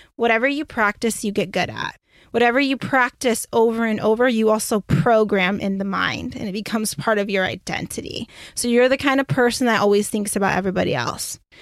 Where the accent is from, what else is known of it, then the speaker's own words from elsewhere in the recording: Michigan, United States; moved away; also born or lived in Beaufort, South Carolina; I'm originally from Michigan.